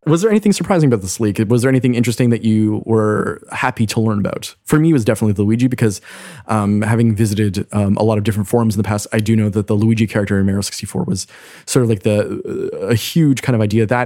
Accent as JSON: {"language": "English", "country": "Canada", "said": "as a Canadian"}